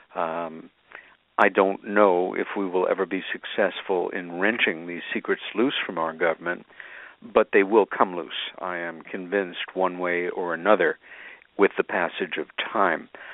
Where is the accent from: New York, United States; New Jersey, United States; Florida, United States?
New York, United States; Long Island; as a kid with my sister Helen growing up on Long Island